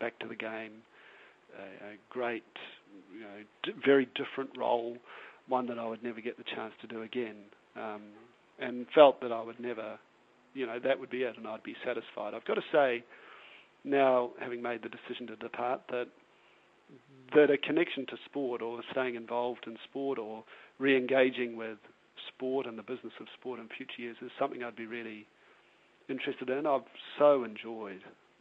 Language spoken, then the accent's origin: English; New Zealand; being a New Zealander